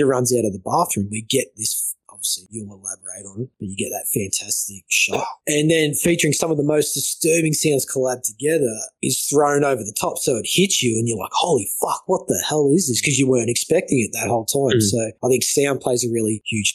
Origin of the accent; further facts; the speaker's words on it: Victoria, Australia; I grew up in Victoria where it was green, exactly like this, with those old homesteads